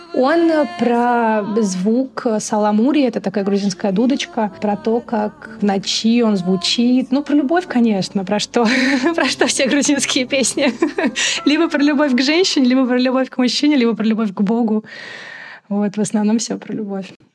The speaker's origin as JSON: {"language": "Russian", "region": "Moscow", "country": "Russia", "tie": "born or raised there", "also_born_or_lived": "Tbilisi", "said": "Я родилась и выросла в Москве. У меня русская мама, мой папа грузин"}